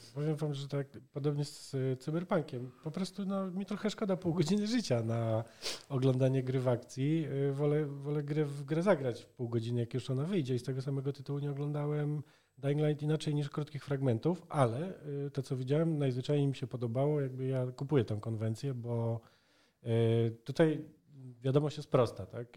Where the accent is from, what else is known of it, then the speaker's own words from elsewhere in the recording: Poland; Urodziliśmy się w komunistycznym bloku, bez dostępu do zachodnich technologii, w biednym, zbankrotowanym kraju